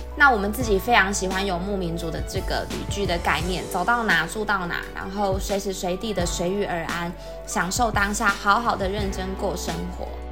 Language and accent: Chinese; Sun Moon Lake, Nantou County, Taiwan; 我跟姐姐都是在瑞潭长大的孩子，那小时候觉得瑞潭好大，整个村庄呢都是我们的全世界，湖畔还有山林啊，都是我们小时候玩的地方